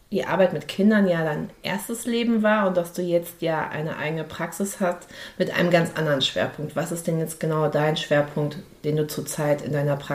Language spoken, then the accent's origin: German; Dortmund, North Rhine-Westphalia, Germany; Ich komme ja aus Dortmund, insofern sind wir nahezu Nachbarn in, der in unserem damaligen Leben.